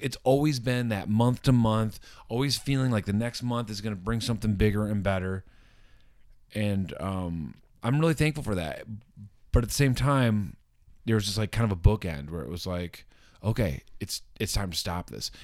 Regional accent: Wayland, Michigan, United States; moved away as an adult; also born or lived in Los Angeles; Waylon, my hometown

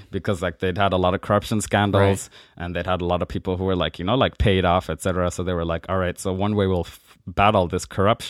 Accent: Nigeria; born there; But I was born in Nigeria and have my birth certificate like being Nigerian.

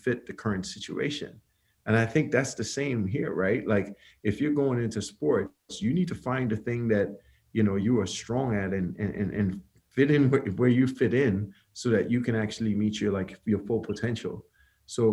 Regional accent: Trinidad & Tobago; moved away as an adult; now in United States; I'm from Trinidad, came to the U.S. on a basketball scholarship

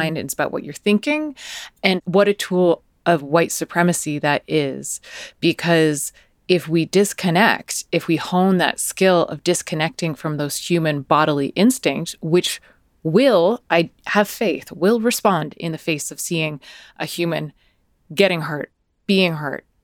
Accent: United States; accent: American; my American accent

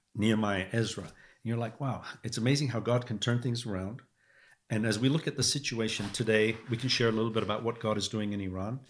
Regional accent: Lebanon; also born or lived in England / California; now in United States; I grew up in Lebanon, uh, and I saw what it was like to be affected by war.

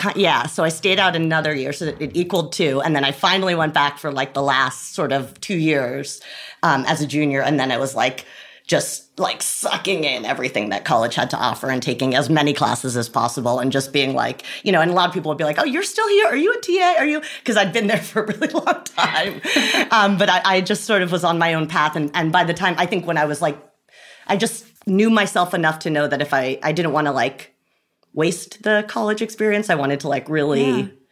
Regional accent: Rye, New York, United States; I'm from Rye, New York, which is about 45 minutes outside

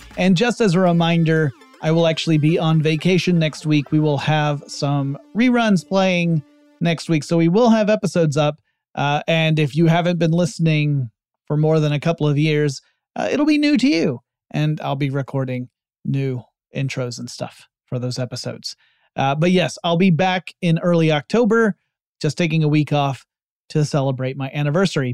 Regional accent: United States; my home country

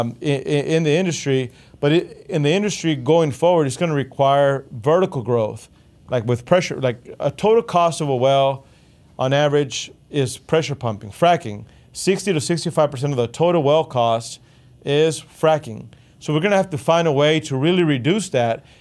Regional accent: Texas, United States; we're Texan

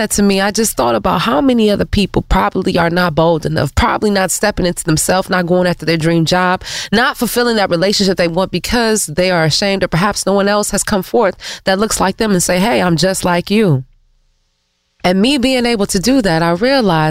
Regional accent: Detroit, Michigan, United States; we're both from Detroit

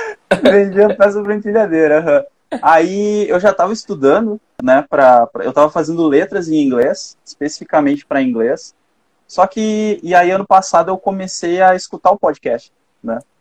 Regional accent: Gaúcho, Rio Grande do Sul, Brazil; eu sou gaúcho

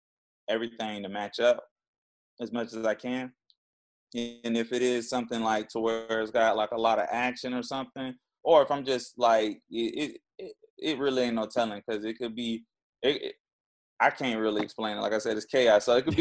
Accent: Jacksonville, Florida, United States; Jacksonville, Florida.

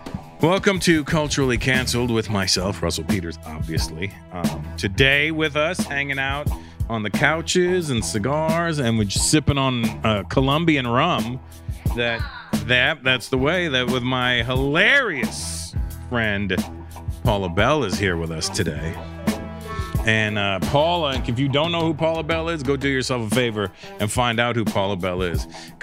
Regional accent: India; I'm Indian. We're good at math.

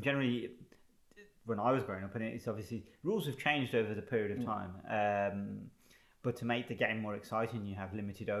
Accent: England, United Kingdom; I'm kind of, if you like, second generation. I was born in England, but all my cousins and a lot of my family were born in India.

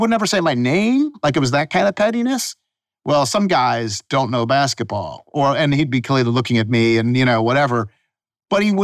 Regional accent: Buffalo, New York, United States; now in Memphis, United States; I passed the New York bar because I'm from Buffalo

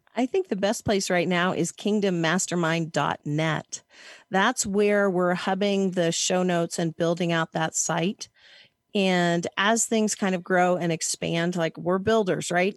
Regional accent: Hays, Kansas, United States; also born or lived in San Francisco Bay Area, California; now in Lake Tahoe, United States; I was born in Hays, Kansas.

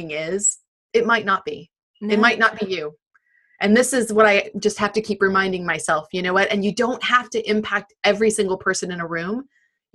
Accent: United States; now in United Kingdom; I'm very American

